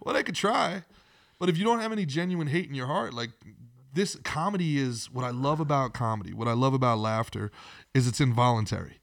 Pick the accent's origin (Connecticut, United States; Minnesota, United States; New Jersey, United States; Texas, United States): New Jersey, United States; Old Bridge; moved away as an adult; also born or lived in Brooklyn, New York; now in Florida, United States; I grew up in Old Bridge, New Jersey